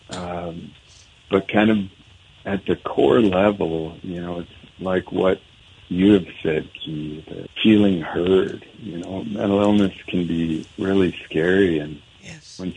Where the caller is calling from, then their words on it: Helena, Montana, United States; No, I'm I'm not home, in Helena, Montana.